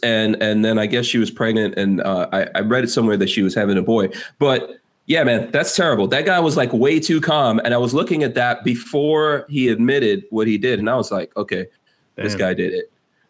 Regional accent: New York, United States; moved away; also born or lived in Florida; I grew up in New York

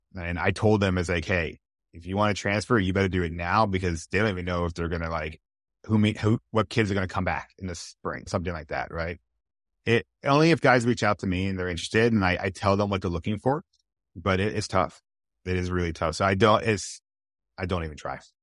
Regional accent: California, United States; moved away; I'm originally from California

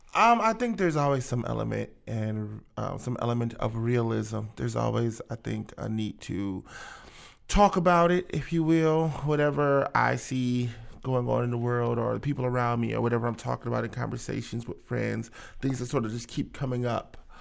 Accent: Akron, Ohio, United States; I'm from Akron, born and raised

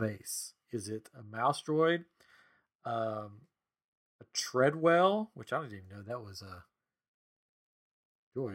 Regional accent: Tennessee, United States; I'm from Tennessee

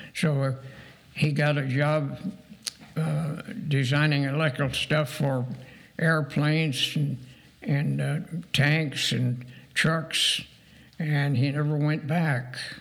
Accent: Dayton, Ohio, United States; also born or lived in Portage, Pennsylvania / Indiana; I grew up in North Dayton

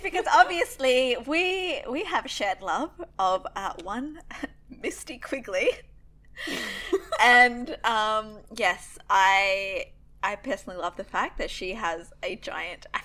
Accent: Australia; we are Australian, obviously. You can probably tell that by now if you're like, what's that weird accent?

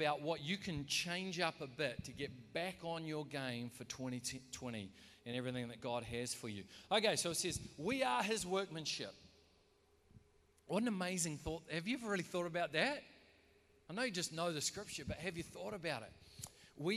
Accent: New Zealand; we're from New Zealand, so we support the All Blacks

